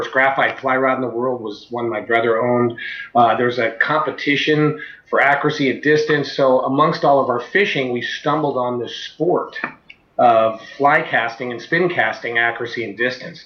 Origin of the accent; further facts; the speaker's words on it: San Francisco, California, United States; I was born in San Francisco, and about 15 years ago, I started a fly rod company called Echo. Yeah, when I was young, growing up, fishing off piers in San Francisco